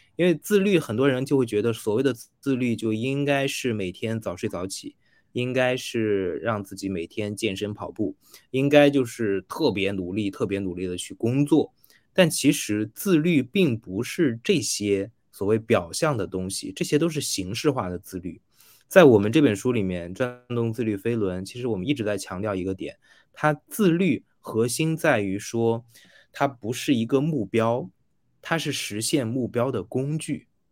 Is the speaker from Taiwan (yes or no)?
no; China; 我们大陆这边